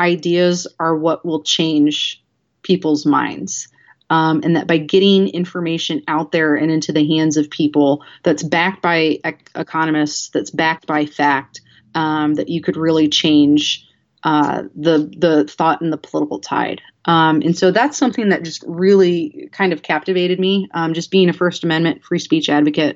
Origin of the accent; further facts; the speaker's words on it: Elkhart, Indiana, United States; I'm from Elkhart, which is right next to South Bend